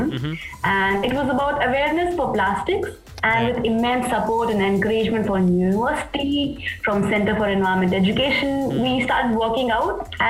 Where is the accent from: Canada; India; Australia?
India; Assam; also born or lived in Meghalaya; So growing up in Assam and Meghalaya, my dad was posted there